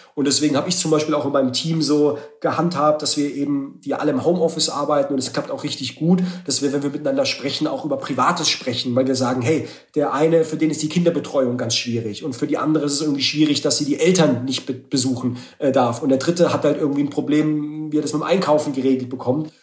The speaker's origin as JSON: {"language": "German", "region": "Baden-Württemberg", "country": "Germany", "said": "ich komme ja aus dem Ländler, aus Baden-Württemberg"}